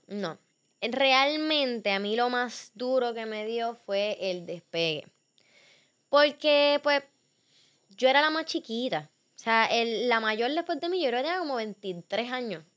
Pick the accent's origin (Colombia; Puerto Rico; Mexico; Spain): Puerto Rico; yo estoy de Puerto Rico. Y como que empezaron a vacilarse mi acento